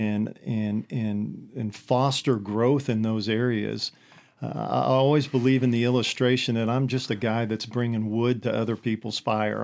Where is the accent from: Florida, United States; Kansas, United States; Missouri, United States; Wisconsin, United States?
Kansas, United States; Hillsboro; born or raised there